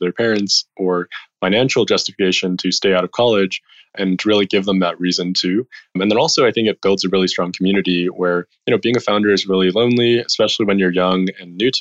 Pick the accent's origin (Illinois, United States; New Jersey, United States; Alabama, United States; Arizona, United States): Illinois, United States; Chicago; moved away as an adult; also born or lived in San Francisco / China; I grew up in Chicago.